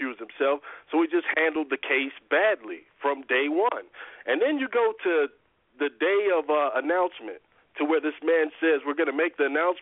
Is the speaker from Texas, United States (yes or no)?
no; Chicago, Illinois, United States; now in Atlanta, United States; I'm from the Chicago area. That's where I grew up.